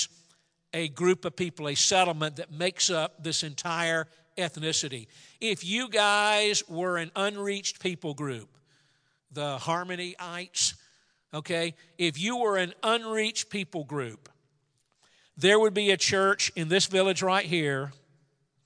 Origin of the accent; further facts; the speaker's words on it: Atlanta, Georgia, United States; I grew up in Atlanta, Georgia.